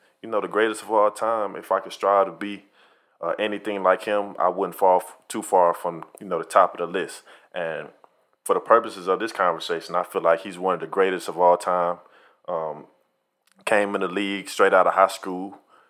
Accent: Ohio, United States; We get a bad rap for that because we're from Ohio.

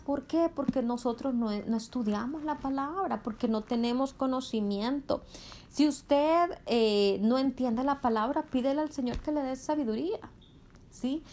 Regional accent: Honduras; en Honduras, el país de donde yo soy

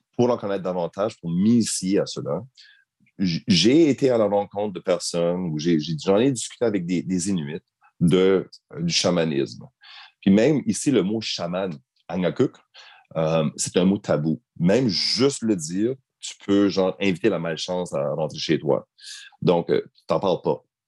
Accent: Acadia, Canada; now in Nunavut, Canada; Je suis de souche québécoise. Je suis un wallette Donc, je ne suis pas à proprement dit un Acadien, mais j'ai grandi en Acadie.

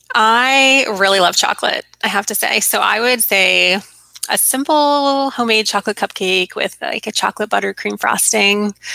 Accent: Arizona, United States; moved away as an adult; also born or lived in Virginia; growing up in Arizona

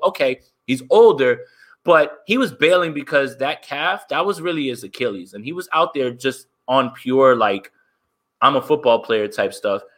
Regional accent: New Jersey, United States; I'm from Jersey

